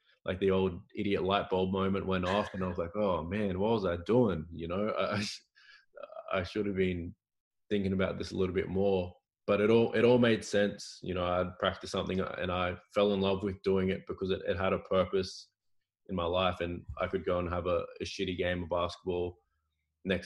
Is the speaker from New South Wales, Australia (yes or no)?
no; Cairns, Queensland, Australia; moved away as an adult; also born or lived in United States / Portugal; I'm from Cairns originally